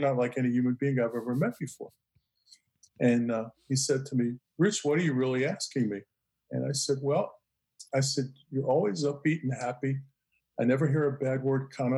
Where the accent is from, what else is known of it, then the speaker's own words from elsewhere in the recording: New York City, New York, United States; I grew up in Brooklyn